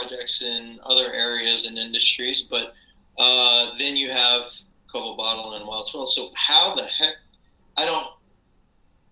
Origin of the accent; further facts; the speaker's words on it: Port Arthur, Texas, United States; moved away; I grew up in Texas in a little town called Port Arthur